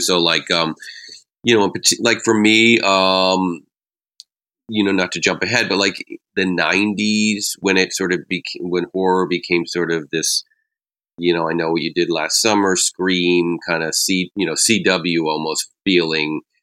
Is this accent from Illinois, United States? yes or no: no; New England, Massachusetts, United States; growing up in New England